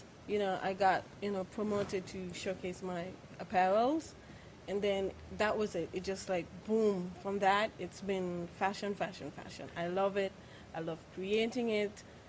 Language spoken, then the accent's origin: English; St. Kitts & Nevis; also born or lived in Anguilla; I was born in Rainbow City. That's Anguilla. Yeah. And I was raised in St. Kitts.